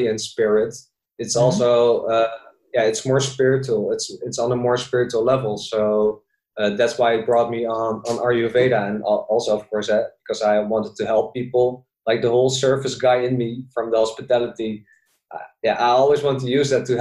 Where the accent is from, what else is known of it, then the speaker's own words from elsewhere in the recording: Zoetermeer, South Holland, Netherlands; also born or lived in Bali; living in the Netherlands, born and raised in Zoetermeer, Sweet Lake City as well. It's a small town next to The Hague.